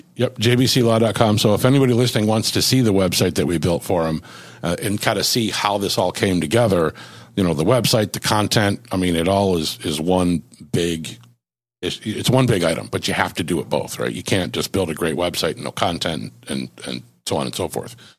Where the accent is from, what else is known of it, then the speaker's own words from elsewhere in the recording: Buffalo, New York, United States; moved away; I grew up in Buffalo.